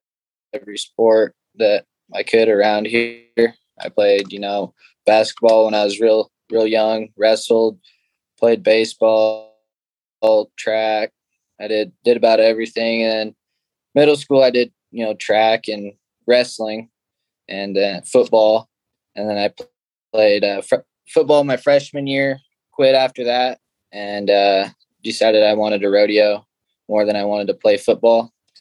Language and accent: English; Gordon, Nebraska, United States; It's a pretty small town, and we made stuff up to do. And I guess that's pretty much all there is to do around here